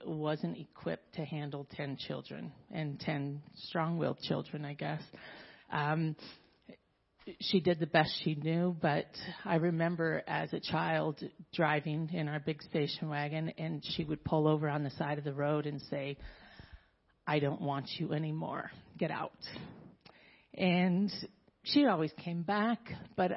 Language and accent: English; Southern California, United States; I was born in Southern California, raised in a very strong Mormon household